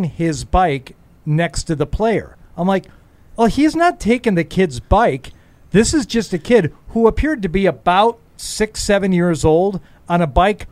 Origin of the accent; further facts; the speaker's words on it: Michigan, United States; I'm a Midwestern person. I'm from Michigan